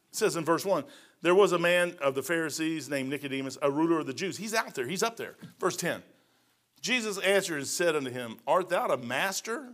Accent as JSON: {"language": "English", "region": "Kentucky", "country": "United States", "said": "I'm from Kentucky"}